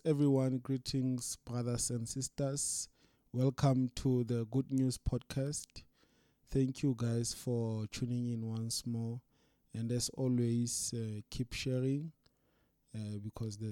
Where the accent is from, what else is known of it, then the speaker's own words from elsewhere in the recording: South Africa; now I'm a South African